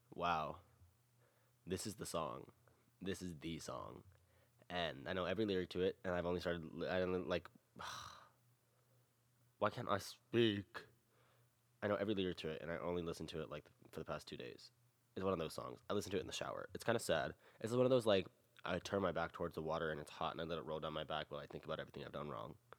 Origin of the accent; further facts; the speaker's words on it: the South, United States; I am born and raised in the South